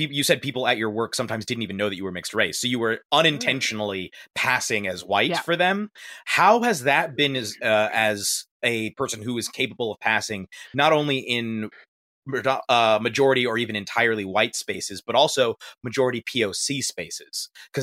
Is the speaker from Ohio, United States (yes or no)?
yes; Ohio, United States; I grew up in Ohio